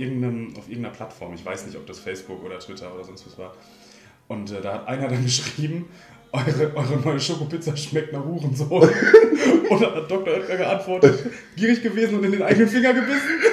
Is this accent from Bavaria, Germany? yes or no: no; North Rhine-Westphalia, Germany; wir in Ostwestfalen